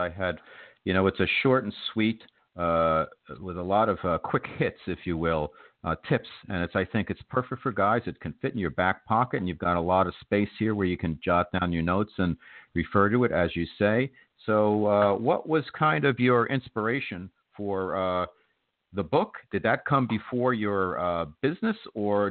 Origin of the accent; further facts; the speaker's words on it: New York, United States; as a New Yorker